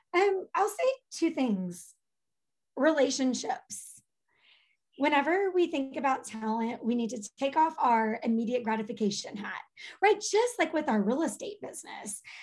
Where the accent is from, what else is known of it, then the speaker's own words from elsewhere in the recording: Texas, United States; accent: Texas drawl; with a draw, a Texas y'all